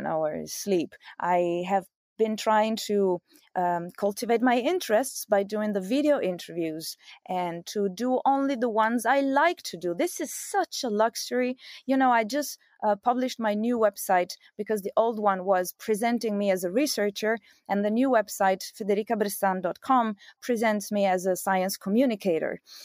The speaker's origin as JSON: {"language": "English", "country": "Italy", "also_born_or_lived": "Belgium / United States", "moved": "as an adult", "lives_now": "Rome, Italy", "said": "I'm Italian"}